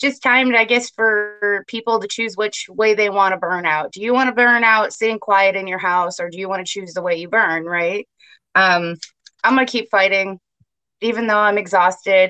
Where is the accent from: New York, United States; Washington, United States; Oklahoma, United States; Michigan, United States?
Michigan, United States; Kent County; I'm from Kent County. I've lived there my entire life.